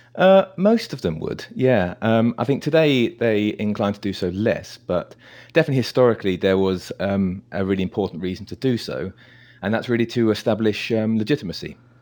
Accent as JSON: {"language": "English", "country": "United Kingdom", "said": "I'm, I'm British"}